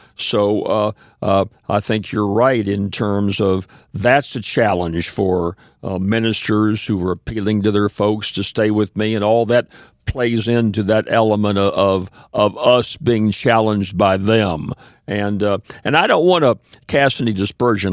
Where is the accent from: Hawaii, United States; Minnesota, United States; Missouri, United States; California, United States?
Missouri, United States; Kansas City and Saint Louis; moved away; also born or lived in Ferriday, Louisiana; my family was Pentecostal when I was raised in Kansas City and Saint Louis, Missouri